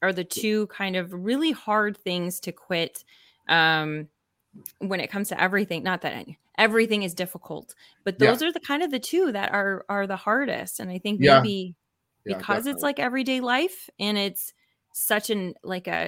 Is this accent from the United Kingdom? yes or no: no; Canada; we're Canadian